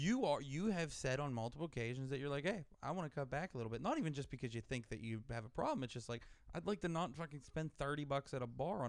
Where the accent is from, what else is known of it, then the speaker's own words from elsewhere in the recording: United States; I'm an American.